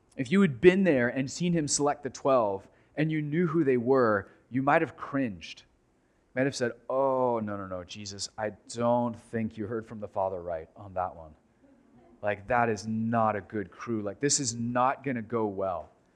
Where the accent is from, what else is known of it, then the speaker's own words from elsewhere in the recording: United States; American Christians